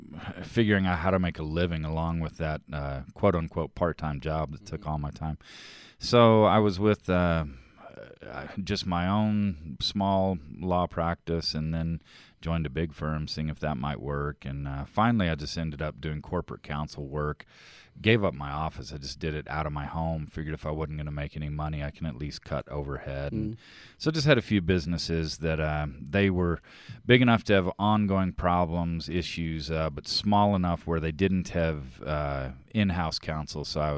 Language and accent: English; Texas, United States; also born or lived in Massachusetts; now in Utah, United States; I'm from Texas. Went to school in Massachusetts, a small liberal arts college, Williams College